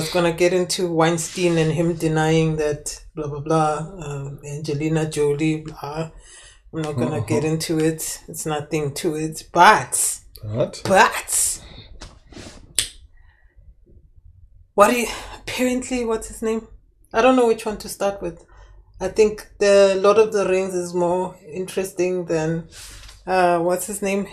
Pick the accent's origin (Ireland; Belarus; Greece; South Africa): South Africa; as a South African living in South Africa